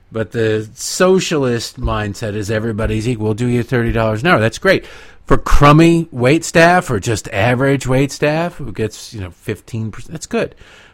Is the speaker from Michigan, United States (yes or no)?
yes; Michigan, United States; now in Maryland, United States; My home state of Michigan. Oh, Michigan, my Michigan.